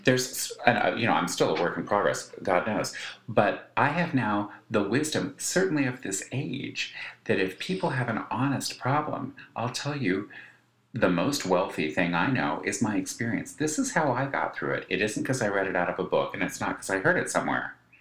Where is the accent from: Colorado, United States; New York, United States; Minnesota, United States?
Colorado, United States; my growing up in Colorado